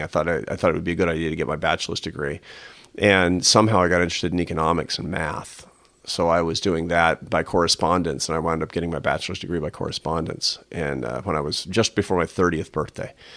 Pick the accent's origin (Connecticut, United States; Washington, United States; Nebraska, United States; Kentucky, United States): Washington, United States; Seattle; moved away as an adult; also born or lived in Barcelona; I grew up in Seattle